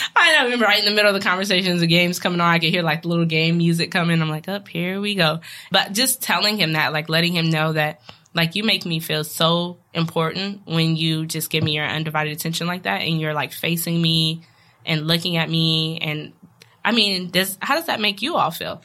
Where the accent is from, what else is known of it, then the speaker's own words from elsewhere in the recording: West Coast, United States; moved away; I'm from the West Coast